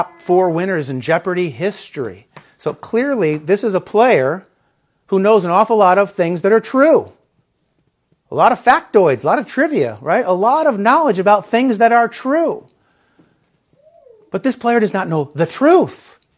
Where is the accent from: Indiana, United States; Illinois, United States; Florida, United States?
Illinois, United States; Chicago; when I was a little kid, I grew up in the Chicagoland area